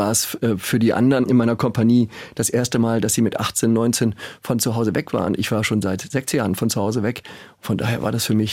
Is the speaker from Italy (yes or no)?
no; Schleswig-Holstein, Germany; Also groß geworden in Schleswig-Holstein, da wir seit Jahrhunderten einen Besitz in Schleswig-Holstein haben